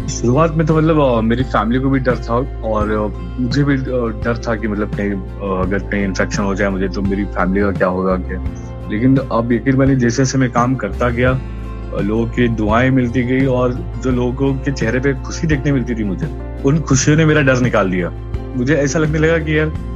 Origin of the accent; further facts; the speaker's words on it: Mumbai, Maharashtra, India; मैं महाराष्ट्र मुंबई से हूँ और और मेरा बचपन एक बहुत ही कठिन स्थिति से गुजरा है